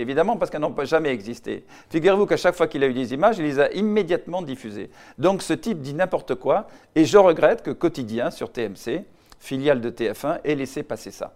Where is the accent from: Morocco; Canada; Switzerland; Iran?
Morocco; Casablanca, Casablanca-Settat; now in Paris, France; je suis né au Maroc, Casablanca